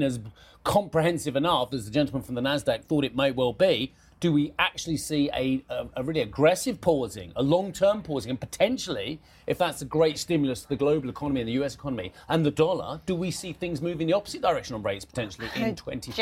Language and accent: English; United Kingdom; as a British taxpayer, as a, as a Brit